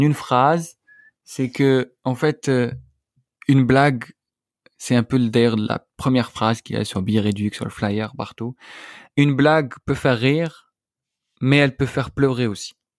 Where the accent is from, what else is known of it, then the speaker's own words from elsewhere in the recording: Algeria; moved away; je suis algérien